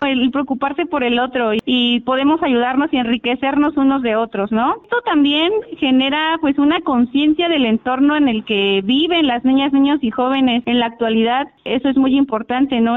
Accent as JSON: {"language": "Spanish", "region": "Guerrero", "country": "Mexico", "said": "de los más importantes aquí en, nuestro estado, como Acapulco, Iguala, Itasco"}